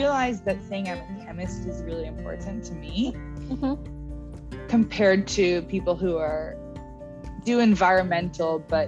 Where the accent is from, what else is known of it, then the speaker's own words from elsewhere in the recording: Winnipeg, Manitoba, Canada; now in Toronto, Canada; I'm from Winnipeg, which is right in the middle of Canada, for those who don't know. And my high school was just a regular public high school